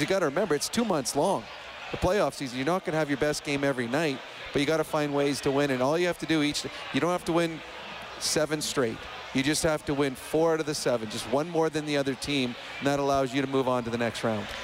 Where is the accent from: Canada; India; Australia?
Canada; Edmonton, Alberta; I grew up in Edmonton.